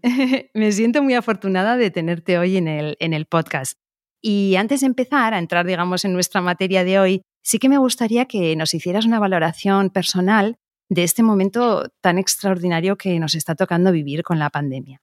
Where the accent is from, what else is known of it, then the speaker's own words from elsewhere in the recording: Biscay, Basque Country, Spain; en Vizcaya, que también es mi tierra